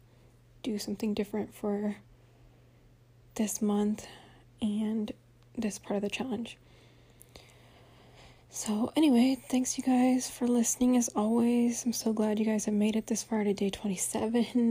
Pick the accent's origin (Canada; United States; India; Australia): United States; Central Valley of California; moved away; I grew up in the Central Valley of California